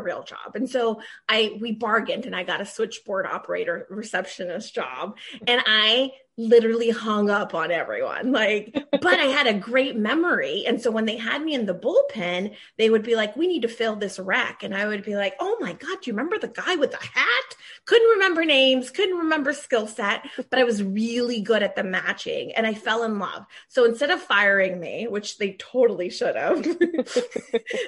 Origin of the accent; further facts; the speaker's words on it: Maryland, United States; also born or lived in Washington, D.C. area; I was raised in Maryland with my siblings.